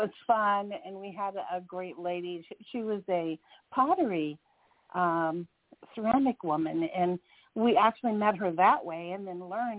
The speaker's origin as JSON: {"language": "English", "region": "Southern California", "country": "United States", "also_born_or_lived": "Chicago / Georgia", "moved": "as an adult", "said": "We're from Southern California. We moved to Chicago"}